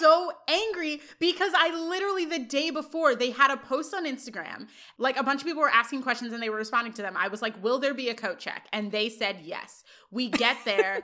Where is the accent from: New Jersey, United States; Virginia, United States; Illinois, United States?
Illinois, United States; Chicago; I was from Chicago